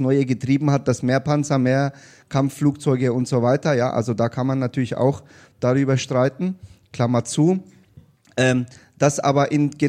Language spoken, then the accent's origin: German; Nuremberg, Bavaria, Germany; und ich würde mir wünschen, wenn in Nürnberg, das ist halt meine Heimatstadt, in anderen Städten ist es natürlich äh, genauso